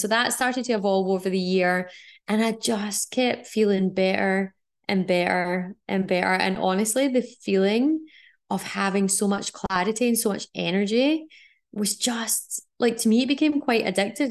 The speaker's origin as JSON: {"language": "English", "region": "Scotland", "country": "United Kingdom", "tie": "born or raised there", "also_born_or_lived": "Australia", "moved": "yes", "said": "growing up in Scotland and living in Australia"}